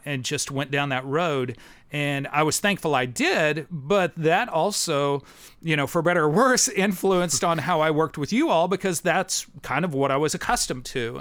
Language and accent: English; near Kirksville, Northeast Missouri, United States; moved away as an adult; also born or lived in Columbia, Missouri; now in Nashville, United States; I grew up in Missouri. I was a farm kid